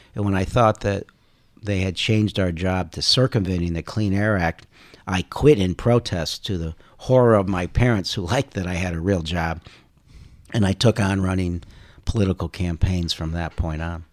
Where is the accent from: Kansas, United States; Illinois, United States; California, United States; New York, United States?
Illinois, United States; Carol Stream; also born or lived in Indiana / Chicago; Indiana, and then we moved to Chicago when I was in second grade. So I grew up in Carroll Stream